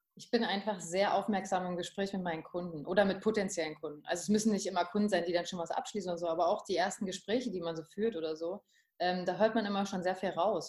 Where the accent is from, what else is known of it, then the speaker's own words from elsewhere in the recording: Potsdam, Brandenburg, Germany; ich komme gebürtig aus Potsdam und ich bin da nie weg